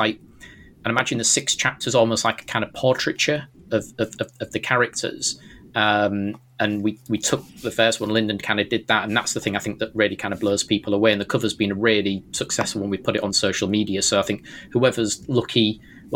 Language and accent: English; Hull, Yorkshire and the Humber, United Kingdom; accent: strange British accent; I'm from Hull, and then well, that's the back and beyond.